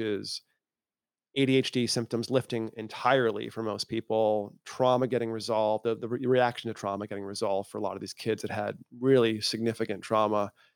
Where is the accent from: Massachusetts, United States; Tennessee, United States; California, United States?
Massachusetts, United States; also born or lived in Maine; I was born in Maine, grew up in Massachusetts in a farming town that had more cows than people